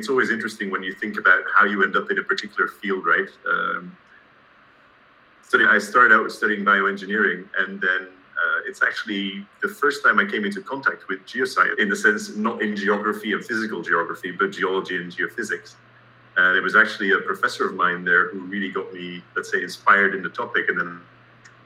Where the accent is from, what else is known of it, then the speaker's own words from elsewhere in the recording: Antwerp, Flanders, Belgium; moved away as an adult; also born or lived in Aberdeen, Scotland / United States; now in Copenhagen, Denmark; originally I'm from Antwerp in Belgium.